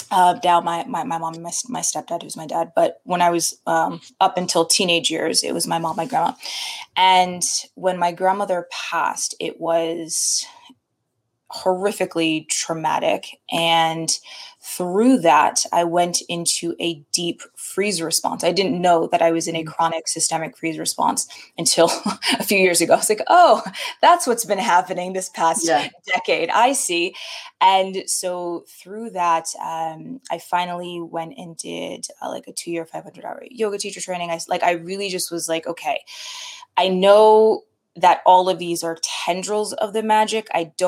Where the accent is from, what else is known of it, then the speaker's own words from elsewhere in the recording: Connecticut, United States; also born or lived in California; So I grew up in a variety of places, most of childhood was spent back and forth between Connecticut and California. So very different, full on East Coast, full on West Coast vibes.